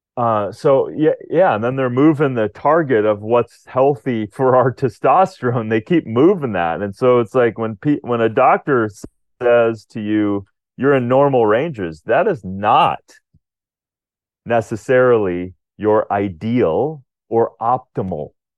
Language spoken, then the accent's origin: English; Rochester, Minnesota, United States; I was Born in Rochester, Minnesota, but not at that hospital, but very close to it